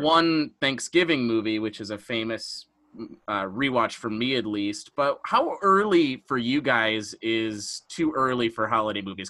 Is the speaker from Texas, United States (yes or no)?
no; Detroit, Michigan, United States; We're all from Michigan and suburb Detroit